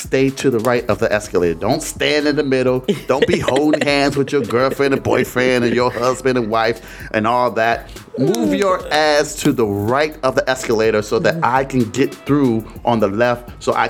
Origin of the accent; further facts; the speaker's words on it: Detroit, Michigan, United States; I remember growing up in Detroit